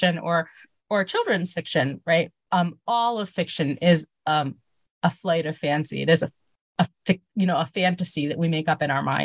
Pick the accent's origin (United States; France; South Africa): United States; Miami, Florida; moved away as an adult; also born or lived in Baltimore; now in Israel; I was born in Miami Beach, Florida. My family moved to Israel when I was a baby